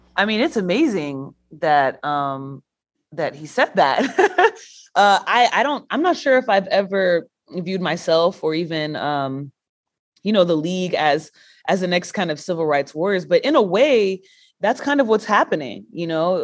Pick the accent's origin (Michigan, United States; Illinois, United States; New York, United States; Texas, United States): Texas, United States; I'm from Texas